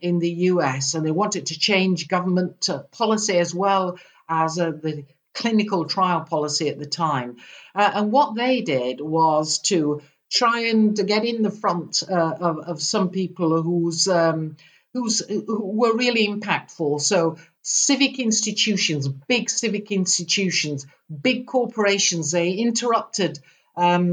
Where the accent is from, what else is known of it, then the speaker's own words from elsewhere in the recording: United Kingdom; I'm a Brit. You probably can't tell that from my accent